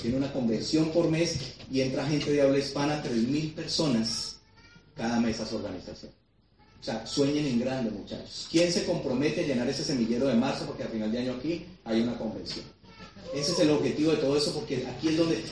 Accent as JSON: {"language": "Spanish", "country": "Colombia", "said": "yo quería ser un embajador de mi país"}